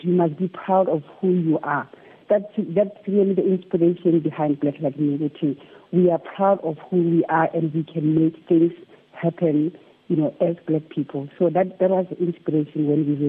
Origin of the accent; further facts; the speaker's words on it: Hammanskraal, Gauteng, South Africa; I was born in Hammanskraal many years ago, over 50 years ago. And I went to school in Hammanskraal as well